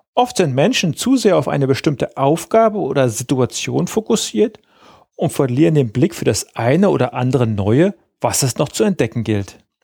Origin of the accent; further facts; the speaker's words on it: Lower Saxony, Germany; bei uns in Niedersachsen